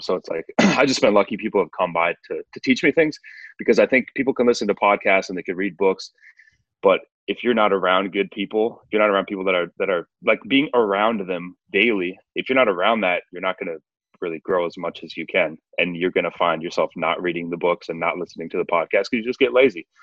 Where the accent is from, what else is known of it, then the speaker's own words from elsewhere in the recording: Northwest Wisconsin, United States; I grew up in Northwest Wisconsin, uh, like kind of the middle of nowhere.